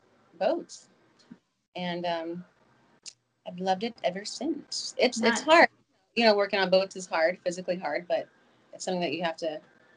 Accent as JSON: {"language": "English", "region": "Arizona", "country": "United States", "moved": "as an adult", "lives_now": "Maui, United States", "said": "So I moved to Maui from Arizona. I moved to Maui when I was, 18. Almost 20 years ago."}